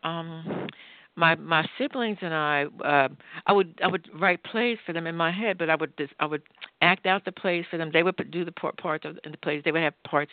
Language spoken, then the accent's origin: English; Philadelphia, Pennsylvania, United States; I was brought up in Philadelphia, in the working class section of Philadelphia called the Bottom